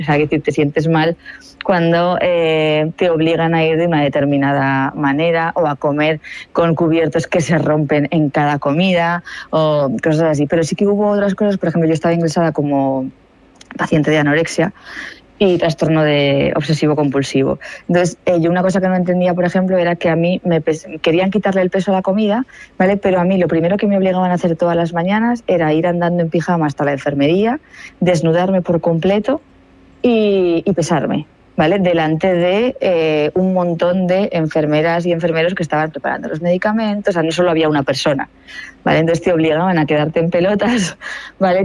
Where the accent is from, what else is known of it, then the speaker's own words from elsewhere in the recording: Aragon, Spain; soy de Aragón